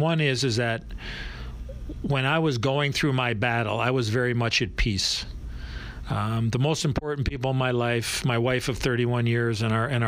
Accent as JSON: {"language": "English", "town": "Chicago", "region": "Illinois", "country": "United States", "tie": "born or raised there", "said": "as a young kid growing up in Chicago"}